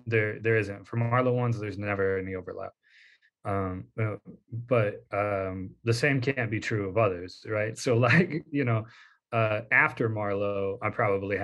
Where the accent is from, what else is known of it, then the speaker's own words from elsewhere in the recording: North Carolina, United States; I grew up in North Carolina